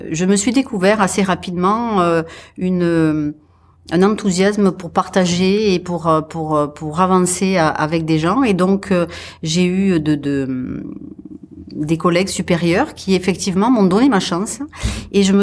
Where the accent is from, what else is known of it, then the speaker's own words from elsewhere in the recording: Occitania, France; Donc, je suis effectivement avéronaise.